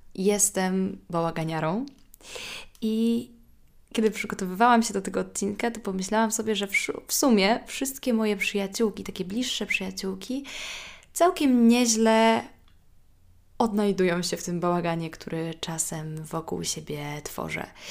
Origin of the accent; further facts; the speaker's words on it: Warsaw, Masovian Voivodeship, Poland; moved away as an adult; also born or lived in Kraków / Rome; mimo że pochodzę z Warszawy